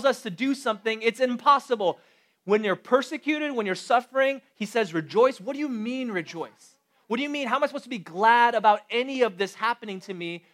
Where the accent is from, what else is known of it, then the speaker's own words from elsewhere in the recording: Chicago, Illinois, United States; now in Boston, United States; I was born and raised in Chicago